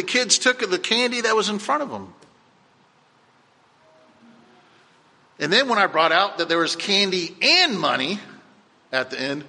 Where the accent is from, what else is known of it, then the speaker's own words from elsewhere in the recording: Cocoa Beach, Florida, United States; I remember going on my grandparents' porch growing up in Cocoa Beach